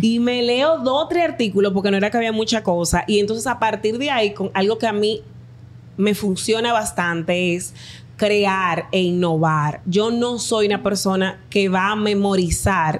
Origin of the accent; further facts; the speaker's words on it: Dominican Republic; Mi país somos el barrio y el campo